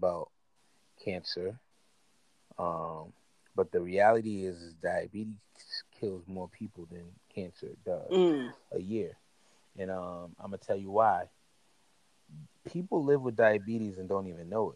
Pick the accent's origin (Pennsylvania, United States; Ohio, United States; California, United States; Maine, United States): California, United States; Inglewood; I was born in Inglewood in 1982